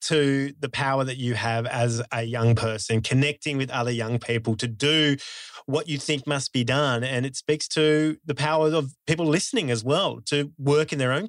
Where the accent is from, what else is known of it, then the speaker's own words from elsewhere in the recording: Australia; as an Australian taxpayer